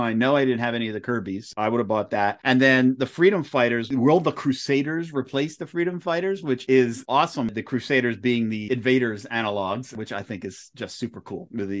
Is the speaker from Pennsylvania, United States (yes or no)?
yes; near Philadelphia, Pennsylvania, United States; growing up near Philadelphia